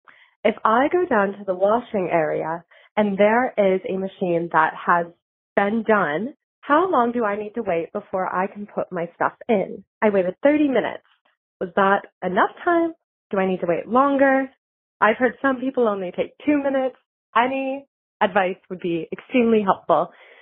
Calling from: Chicago, Illinois, United States; I'm calling from Chicago, Illinois.

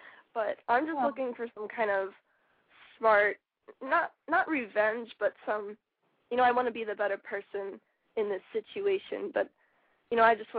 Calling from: Florida, United States; All right, I'm 18 and I'm from Florida.

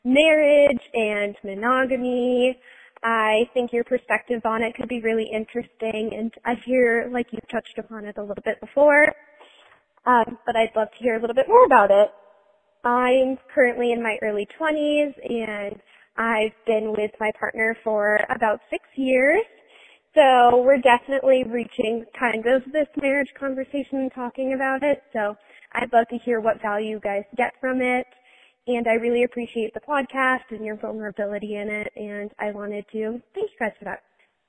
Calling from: Massachusetts, United States; Hello, Cammy and Ben. … I'm from Massachusetts.

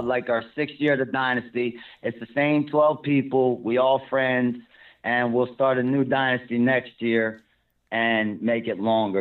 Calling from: Detroit, Michigan, United States; I'm calling from Detroit.

